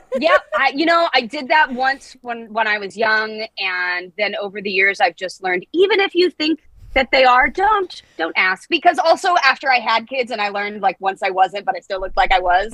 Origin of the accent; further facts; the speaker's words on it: Los Angeles, California, United States; I was born and raised